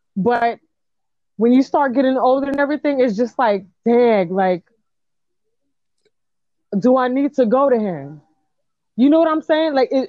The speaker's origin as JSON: {"language": "English", "town": "New York City", "region": "New York", "country": "United States", "said": "Because I'm from the Bronx, homie."}